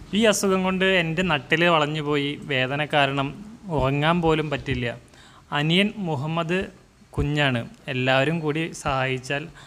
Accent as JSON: {"language": "Malayalam", "area": "Malayali", "region": "Kerala", "country": "India", "said": "മലയാളി എന്ന നിലയിൽ ഞാൻ ഒരുപാട് ഒരുപാട് ഒരുപാട് അഭിമാനിക്കുകയാണ്"}